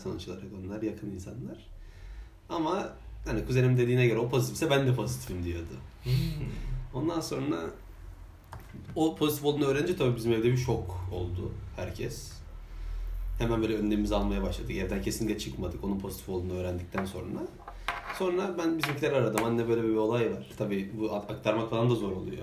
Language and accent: Turkish; İzmir, Turkey; biz de bir İzmirli olarak